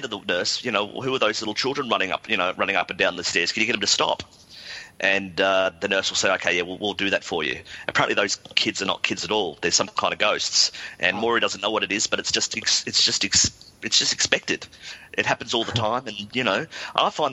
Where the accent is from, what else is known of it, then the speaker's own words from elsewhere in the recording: Australia; moved away as an adult; now in London, United Kingdom; when you're growing up in Australia